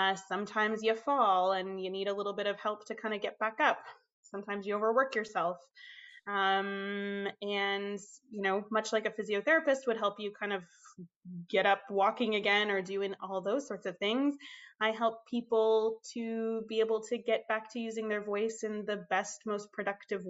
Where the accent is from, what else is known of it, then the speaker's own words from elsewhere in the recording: Minnesota, United States; moved away as an adult; also born or lived in Toronto, Canada; now in Canada; I was born in the States, obviously, Minnesota. I moved to Canada at the ripe old age of 18.